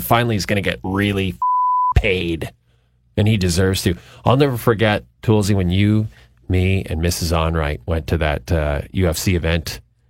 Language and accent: English; Canada; being Canadian